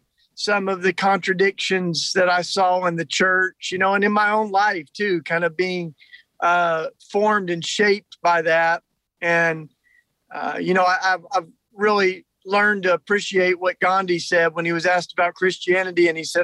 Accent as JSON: {"language": "English", "region": "Tennessee", "country": "United States", "tie": "born or raised there", "said": "So I grew up down in Tennessee in, you know, what we call the Bible Belt here in the U.S. and surrounded with the Christian subculture."}